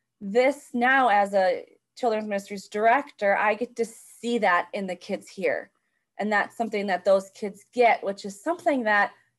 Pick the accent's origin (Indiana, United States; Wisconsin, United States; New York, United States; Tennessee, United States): Wisconsin, United States; Chippewa Falls; I grew up in Chippewa Falls, Wisconsin